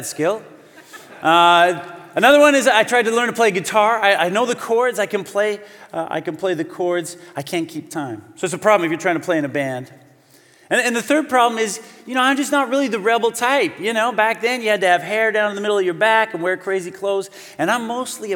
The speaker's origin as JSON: {"language": "English", "town": "Calgary", "region": "Alberta", "country": "Canada", "moved": "as an adult", "lives_now": "Vancouver, Canada", "said": "I'm originally from Calgary"}